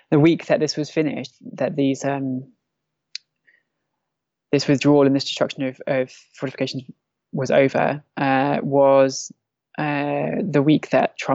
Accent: Derik, Al-Hasakah Governorate, Syria; there was a protest on the night um, in Derik, my hometown, that the attack started

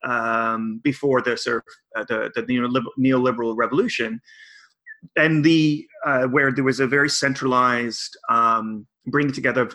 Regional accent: Victoria, British Columbia, Canada; I went to two global climate strike actions in my hometown.

